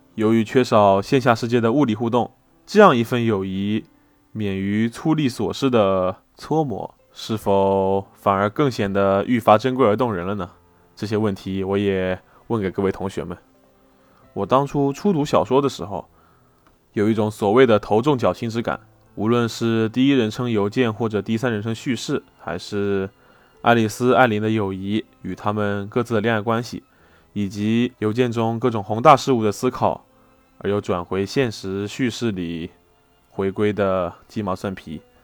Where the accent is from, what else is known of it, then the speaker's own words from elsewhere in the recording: Wenzhou, Zhejiang, China; 老师作为一个温州人